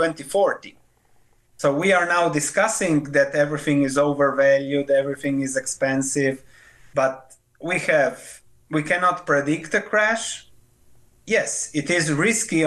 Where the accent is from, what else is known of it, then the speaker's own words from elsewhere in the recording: Croatia; I was born in Yugoslavia, then later became Croatia.